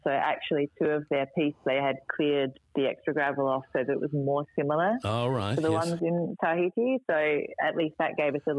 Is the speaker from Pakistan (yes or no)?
no; Adelaide, South Australia, Australia; I'm from Adelaide